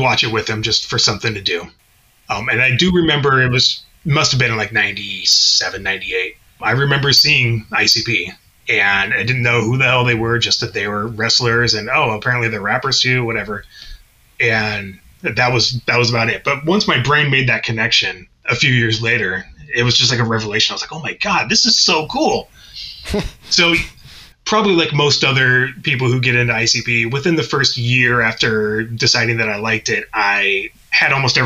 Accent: Tacoma, Washington, United States; the PNW. I am from Tacoma, Washington.

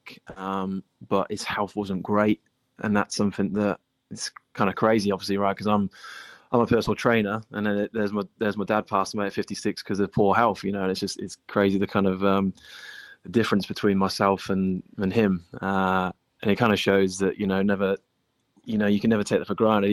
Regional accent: England, United Kingdom; moved away; I grew up in England

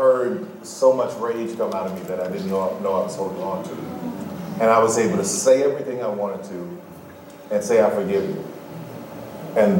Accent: New Orleans, Louisiana, United States; I'm from New Orleans

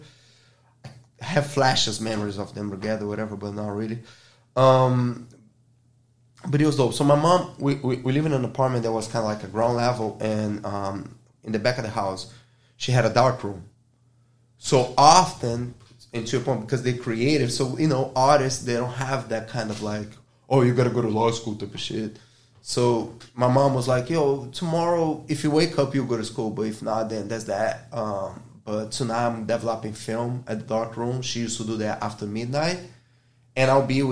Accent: Rio de Janeiro, Brazil; English is a second language; moved away as an adult; now in United States; I'm from Brazil. I'm from Rio

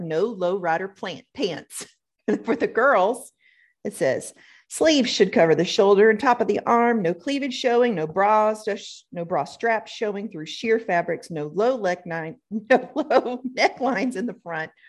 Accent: the South, United States; growing up in the South here

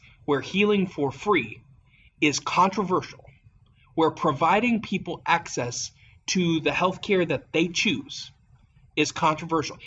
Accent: Appalachia, United States; as an Appalachian

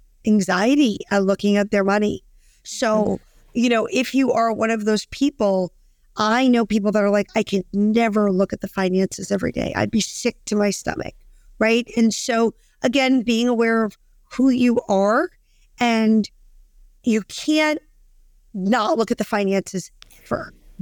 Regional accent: Brooklyn, New York, United States; I'm a girl from Brooklyn

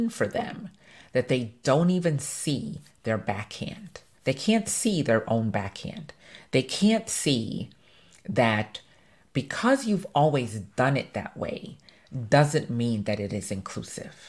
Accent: Jamaica; I'm Jamaican

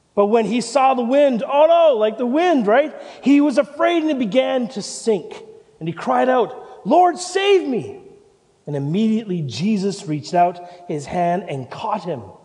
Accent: Canada; moved away as an adult; also born or lived in Vancouver; now in Christchurch, New Zealand; I'm the pastor here, and I'm from Canada

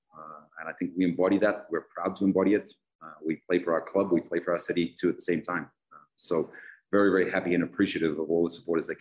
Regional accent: British Columbia, Canada; now in Edmonton, Canada; I'm not from Edmonton. I'm from BC. I've spent a huge chunk of my life in BC, but I'm becoming a very proud Edmontonian

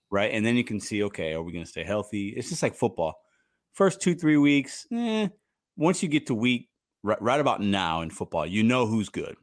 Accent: Chicago, Illinois, United States; also born or lived in Puerto Rico; now in St. Louis, United States; I'm from Chicago, but I live in Saint Louis.

